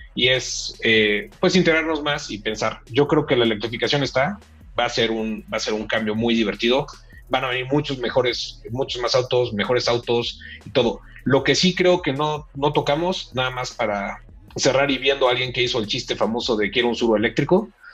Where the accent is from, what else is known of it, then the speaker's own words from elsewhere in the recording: Mexico; como mexicanos